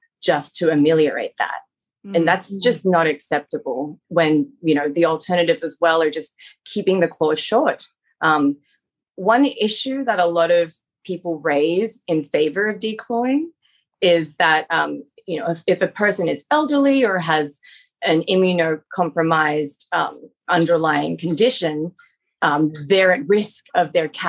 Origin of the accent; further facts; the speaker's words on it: Australia; moved away as an adult; now in United States; I'm originally from Australia, where I also practice as a veterinarian